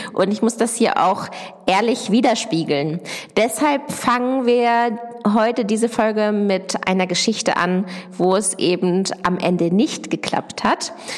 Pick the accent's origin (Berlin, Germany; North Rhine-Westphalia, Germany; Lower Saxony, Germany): Lower Saxony, Germany; near Hanover; ich komme aus der Nähe von Hannover, aus der kleinen Ortschaft Dittacke. Dort bin ich auf einem landwirtschaftlichen Betrieb aufgewachsen